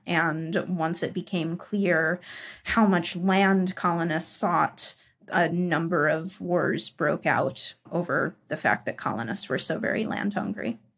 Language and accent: English; United States; moved away as an adult; also born or lived in Texas; I'm American